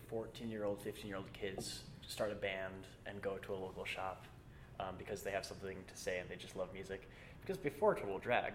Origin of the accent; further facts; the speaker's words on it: Sioux Falls, South Dakota, United States; I grew up in Sioux Falls